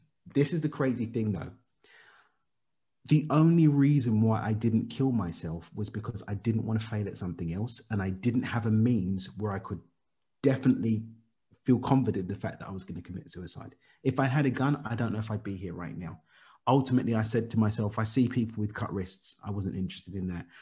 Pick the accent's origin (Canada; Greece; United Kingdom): United Kingdom; London; child of Zimbabwean immigrants born and raised in East London in the UK